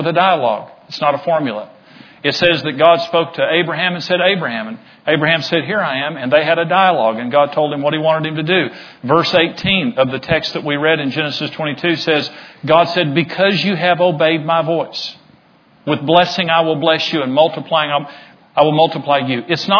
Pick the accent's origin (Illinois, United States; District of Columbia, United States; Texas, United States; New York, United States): Texas, United States; Amarillo; I grew up in Amarillo, so I knew a lot of people in Amarillo